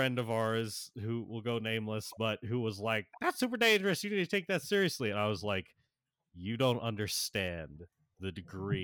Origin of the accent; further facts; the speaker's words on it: Florida, United States; I grew up in Florida